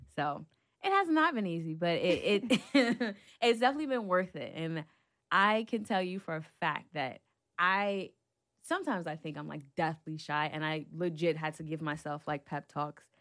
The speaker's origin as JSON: {"language": "English", "town": "New York City", "region": "New York", "country": "United States", "said": "I'm from Brooklyn, New York"}